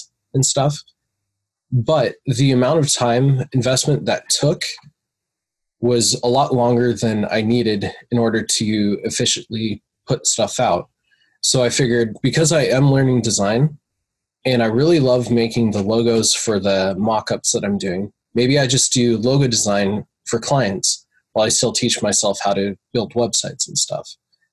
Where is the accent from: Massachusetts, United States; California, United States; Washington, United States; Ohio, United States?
Washington, United States; Seattle; I'm from the Seattle area, kind of across the pond from Connor